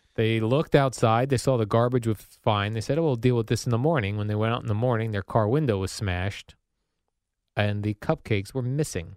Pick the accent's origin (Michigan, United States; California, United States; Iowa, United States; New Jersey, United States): New Jersey, United States; Woodbridge; I grew up in the Woodbridge, uh, Colonia area